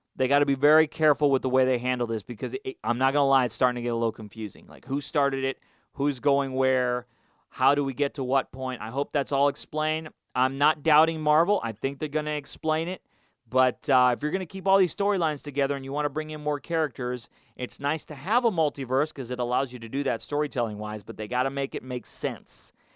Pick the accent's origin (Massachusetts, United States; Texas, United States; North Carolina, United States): Texas, United States; Houston; I grew up in Houston.